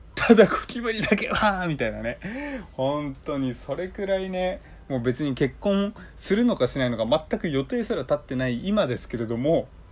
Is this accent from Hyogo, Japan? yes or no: no; Hokkaido, Japan; moved away as an adult; now in Tokyo, Japan; 上京するまで北海道にいた